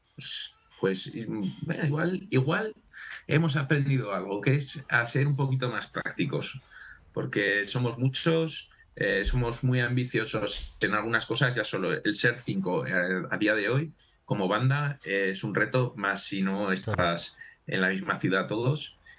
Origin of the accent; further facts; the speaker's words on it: Huesca, Aragon, Spain; somos muchos de Huesca, muchos de nosotros somos de Huesca, entonces eh, aquí se nos llama Fatos a los de Huesca